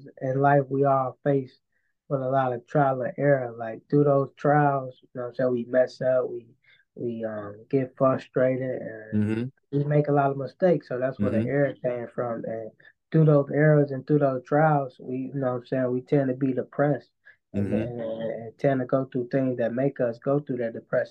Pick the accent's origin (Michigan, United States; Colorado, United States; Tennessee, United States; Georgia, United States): Michigan, United States; Coloma; now in Benton Harbor, United States; I'm from Culver, Coloma, but I live in Benton Harbor, Michigan, though.